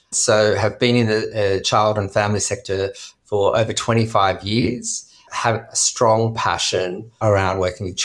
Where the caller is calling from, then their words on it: Sydney, New South Wales, Australia; And I'm coming from Gadigal land, also in Sydney.